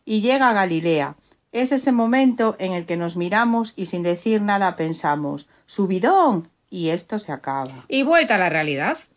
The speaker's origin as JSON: {"language": "Spanish", "town": "Seville", "region": "Andalusia", "country": "Spain", "said": "de Sevilla."}